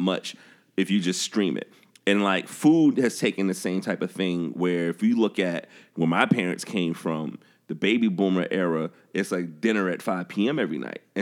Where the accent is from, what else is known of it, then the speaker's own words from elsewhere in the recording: the South, United States; I'm growing up in the South